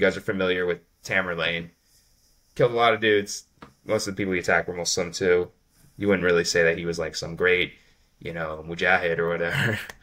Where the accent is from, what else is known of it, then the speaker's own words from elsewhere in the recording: United States; I'm an American